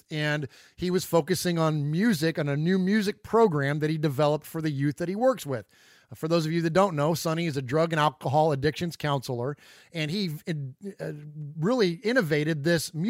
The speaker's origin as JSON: {"language": "English", "town": "San Jose", "region": "California", "country": "United States", "moved": "yes", "lives_now": "Middle Tennessee, United States", "said": "Uncle Mosh and I are originally from the Bay Area. We're from San Jose. We now currently reside in Middle Tennessee"}